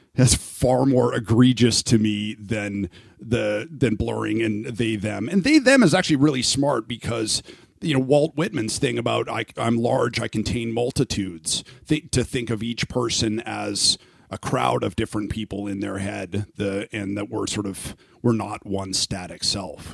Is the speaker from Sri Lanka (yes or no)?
no; Canada; now in Phoenix, United States; I'm Canadian